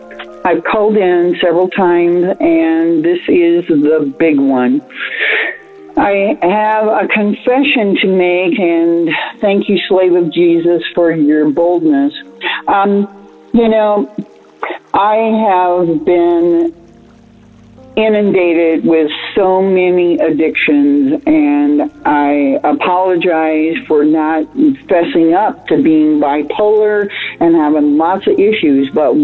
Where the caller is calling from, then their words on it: Nebraska, United States; from Nebraska.